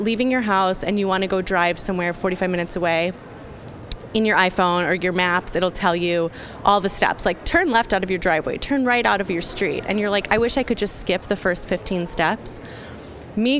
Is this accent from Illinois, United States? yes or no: yes; Chicago area, Illinois, United States; also born or lived in Solon, Ohio / Cupertino, California; I moved when I was like seven to Cupertino, California, okay, for a couple years. And then we landed in the Chicago area